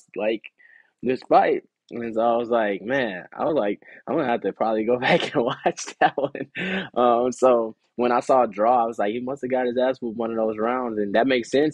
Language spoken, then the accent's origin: English; United States; being from America